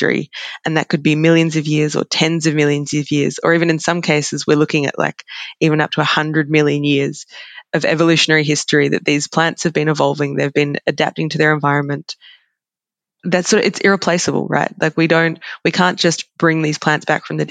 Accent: Australia; as an Australian

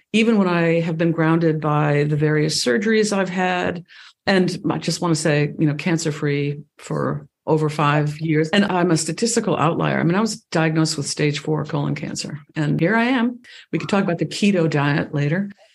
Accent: East Coast, United States; now in Ojai Valley, California, United States; I grew up on the East Coast

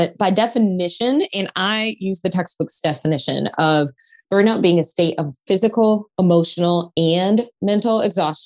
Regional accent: Detroit, Michigan, United States; I am from Detroit, very blue collar, working harder is the thing.

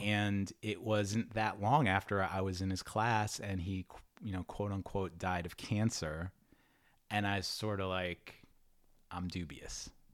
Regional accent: New York City, New York, United States; also born or lived in Long Island; I grew up in Queens

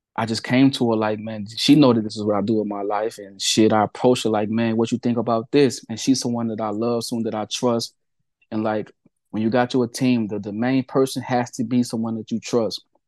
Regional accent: Peoria, Illinois, United States; Peoria, Illinois, my hometown

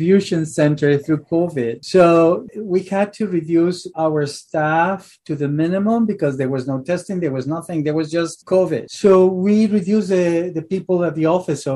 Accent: Mexico City, Mexico; moved away as an adult; now in Philadelphia, United States; born and raised in Mexico City, and then coming to Philly

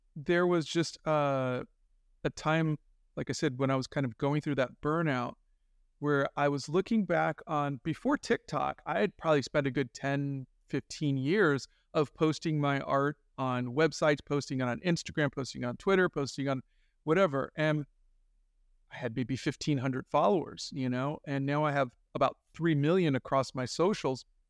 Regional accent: Miramar, Florida, United States; also born or lived in Yonkers, New York; I was born in Yonkers, New York, but when I was four, we moved to Florida. And I lived in Miramar, Florida

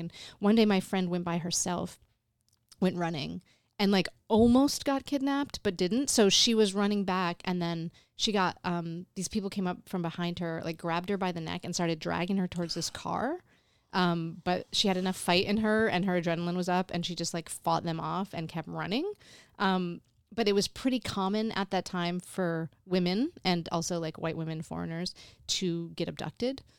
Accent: Endicott, New York, United States; moved away as an adult; also born or lived in Canada / Alfred, New York; My hometown is Endicott, New York

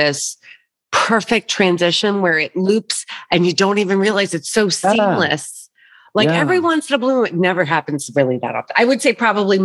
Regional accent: New York, United States; I'm from New York

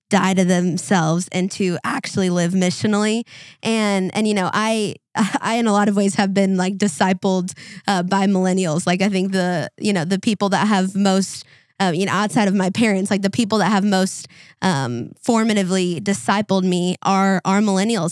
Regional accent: Minnesota, United States; growing up in Minnesota

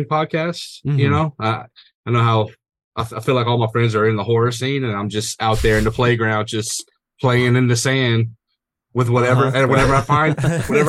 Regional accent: Louisiana, United States; from Louisiana

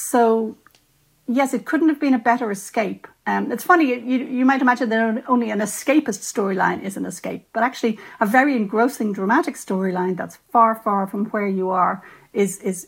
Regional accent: Ireland; as an Irish writer and a lapsed Catholic

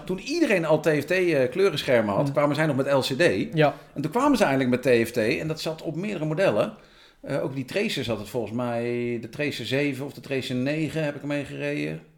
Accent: Amersfoort, Utrecht, Netherlands; Dan ben ik een boer uit Amersfoort

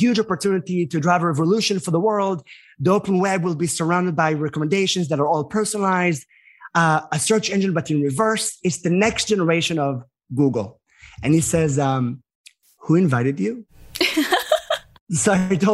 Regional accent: Israel; moved away as an adult; also born or lived in New York; now in United States; as an American being from Israel

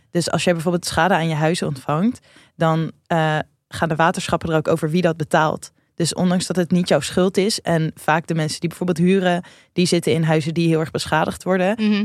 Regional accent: Rotterdam, South Holland, Netherlands; wij komen allebei uit Rotterdam.

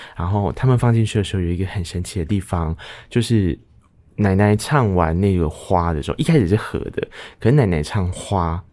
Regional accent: Taiwan; 我们在从小到大长大的过程中，其实在台湾的生活环境里面

